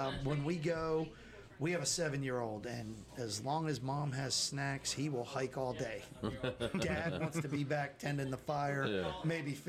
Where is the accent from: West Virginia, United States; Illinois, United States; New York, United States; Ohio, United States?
West Virginia, United States; Wheeling; born there; also born or lived in Baltimore; I was born in Wheeling, West Virginia.